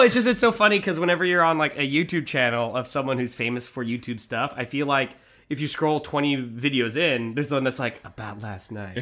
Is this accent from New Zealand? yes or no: no; Manhattan Beach, California, United States; we grew up in Manhattan Beach